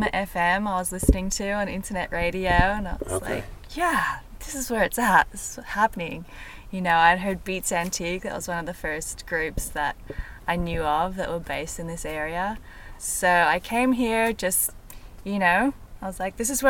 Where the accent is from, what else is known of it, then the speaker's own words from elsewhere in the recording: Melbourne, Victoria, Australia; now in United States; I grew up in Melbourne for the most part